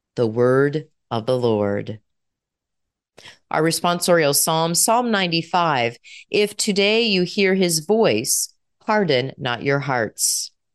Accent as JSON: {"language": "English", "country": "United States", "said": "We as American citizens"}